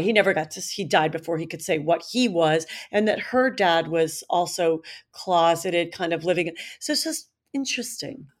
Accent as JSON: {"language": "English", "town": "Cleveland", "region": "Ohio", "country": "United States", "tie": "born or raised there", "said": "we were kids growing up in Cleveland"}